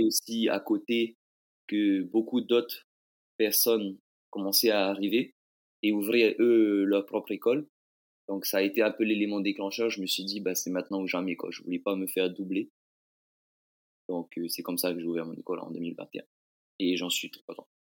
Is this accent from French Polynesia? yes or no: yes; Bora Bora, Leeward Islands, French Polynesia; also born or lived in France; je viens de l'île de Bora Bora